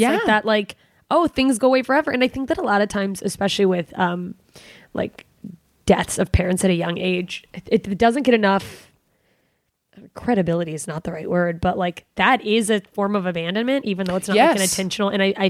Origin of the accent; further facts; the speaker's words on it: Alaska, United States; I'm from Alaska.